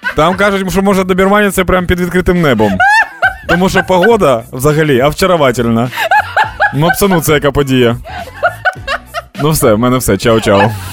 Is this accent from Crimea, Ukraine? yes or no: no; Dnipro, Dnipropetrovsk Oblast, Ukraine; в Дніпрі, в моєму рідному Дніпрі